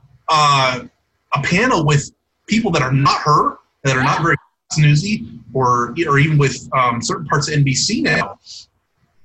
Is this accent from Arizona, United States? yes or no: yes; Phoenix, Arizona, United States; I grew up in the Eastern Valley of Phoenix